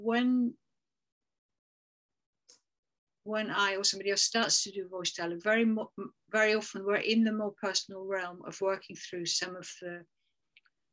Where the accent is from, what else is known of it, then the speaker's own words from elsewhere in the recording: England, United Kingdom; we're English